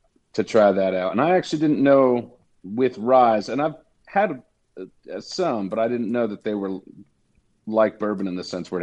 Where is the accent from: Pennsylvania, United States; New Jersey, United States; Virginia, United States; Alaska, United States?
New Jersey, United States; So I'm originally from New Jersey.